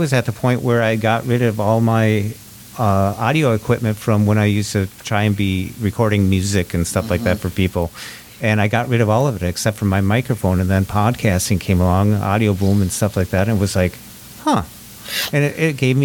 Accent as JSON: {"language": "English", "region": "Minnesota", "country": "United States", "said": "I'm from Minnesota"}